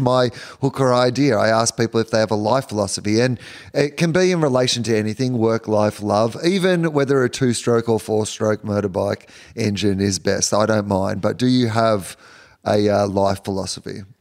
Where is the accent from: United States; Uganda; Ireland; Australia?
Australia; as an Australian